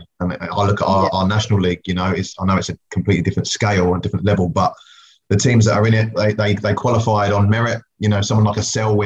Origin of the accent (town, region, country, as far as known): England, United Kingdom; born or raised there; also born or lived in West Indies; now in New Zealand